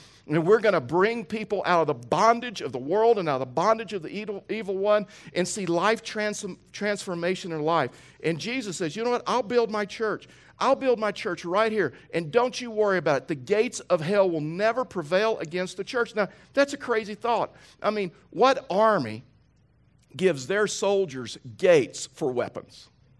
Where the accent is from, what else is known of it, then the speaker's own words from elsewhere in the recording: Texas, United States; born there; Now listen, most of you know I was born in Texas. I've lost my accent, so you probably can't even tell now, but I was born in Texas.